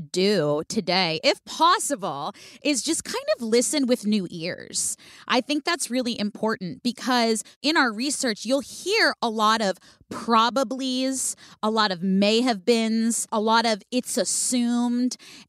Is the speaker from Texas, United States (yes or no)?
no; California, United States; I was in San Francisco. I'm from the Bay Area.